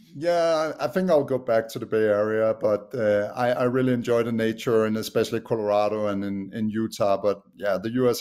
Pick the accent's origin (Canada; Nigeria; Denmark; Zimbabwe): Denmark; accent: Danish; English is a second language; moved away as an adult; now in United States; I haven't lost my Danish accent yet. But yeah, I'm originally from Denmark. Um, have lived in the U.S. for the last eight years